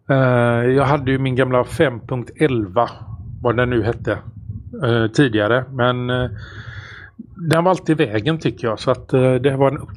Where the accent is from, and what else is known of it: Sweden